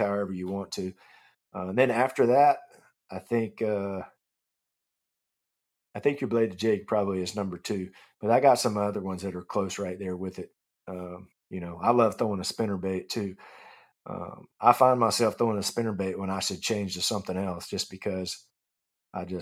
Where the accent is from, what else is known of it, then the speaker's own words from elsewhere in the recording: Clarksville, Tennessee, United States; also born or lived in Nashville, Tennessee; I grew up 40 minutes outside of Nashville in Clarksville, Tennessee, when I was a kid